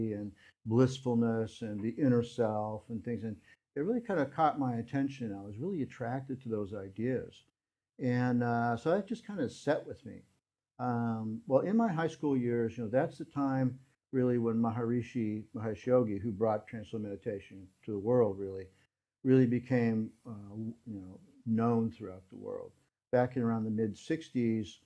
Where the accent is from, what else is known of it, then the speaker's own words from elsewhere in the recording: Albuquerque, New Mexico, United States; I grew up in Albuquerque, New Mexico